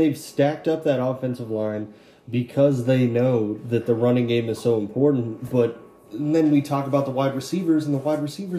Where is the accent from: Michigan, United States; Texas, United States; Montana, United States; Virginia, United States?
Montana, United States; Billings; You're from my hometown of Billings, Montana. I never met you. I think I moved out of Billings before you were growing up.